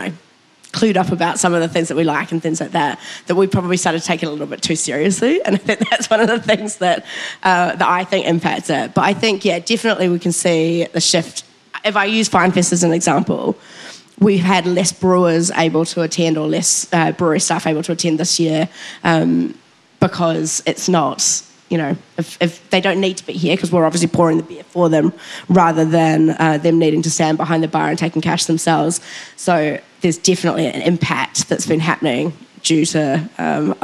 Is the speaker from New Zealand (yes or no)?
yes; New Zealand; I can't believe as a Kiwi